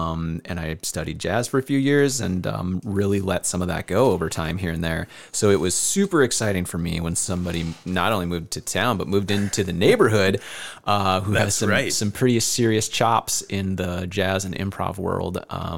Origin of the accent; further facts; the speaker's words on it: Northeast Iowa, United States; I grew up here in Northeast Iowa